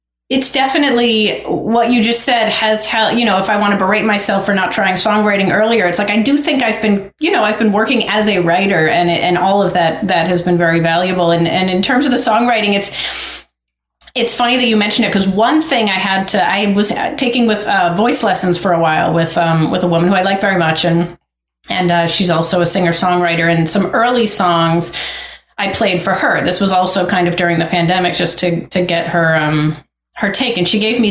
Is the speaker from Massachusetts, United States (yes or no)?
yes; Lincoln, Massachusetts, United States; I grew up outside Boston in a small town called Lincoln